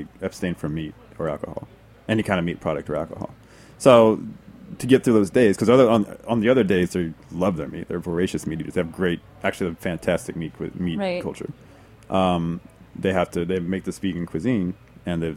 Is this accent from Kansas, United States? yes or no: no; Texas, United States; I'm from Texas.